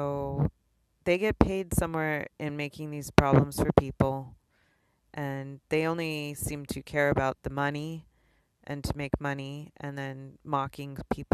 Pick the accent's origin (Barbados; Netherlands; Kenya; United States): United States; East Coast; now in Honolulu, United States; I am from the East Coast